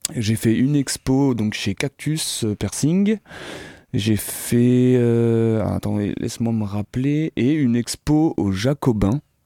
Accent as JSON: {"language": "French", "town": "Sillé-le-Guillaume", "region": "Pays de la Loire", "country": "France", "tie": "born or raised there", "said": "je suis originaire de Sille guillaume"}